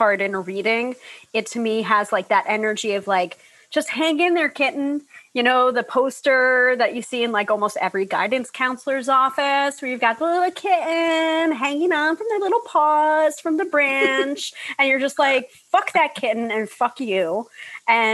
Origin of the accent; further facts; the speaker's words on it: New York, United States; the New Yorker